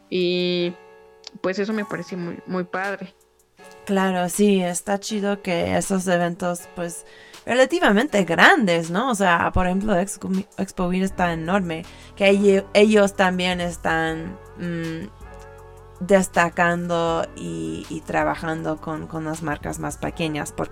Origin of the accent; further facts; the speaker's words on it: California, United States; como soy de California, pues es una clásica que siempre voy a tocar cuando la gente lo pide.